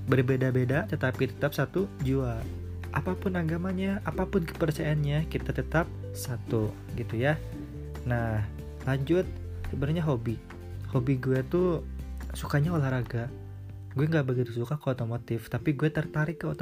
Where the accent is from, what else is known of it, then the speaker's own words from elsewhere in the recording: Sukabumi, West Java, Indonesia; gue lahir di Sukabumi gue besar di Sukabumi ya kalian tahu Sukabumi kota mochi guys